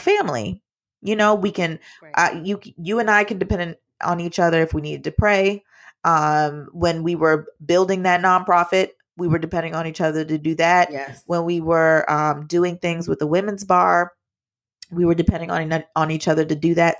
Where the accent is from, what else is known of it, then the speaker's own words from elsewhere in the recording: Jamaica; I'm Jamaican